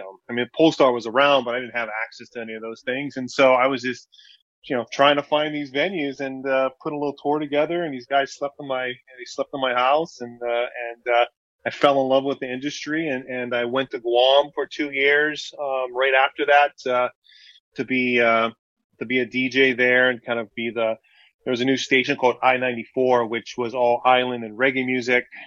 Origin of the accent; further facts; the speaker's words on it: Hawaii, United States; I grew up in Hawaii